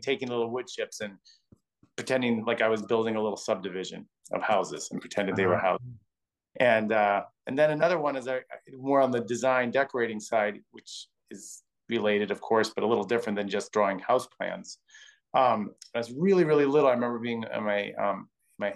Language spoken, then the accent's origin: English; Milwaukee, Wisconsin, United States; born or raised there; now in New York City, United States